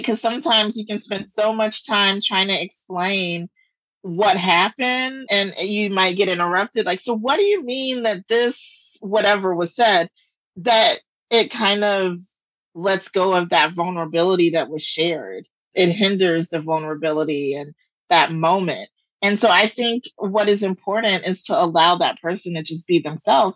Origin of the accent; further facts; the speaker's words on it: the South, United States; I'm from the South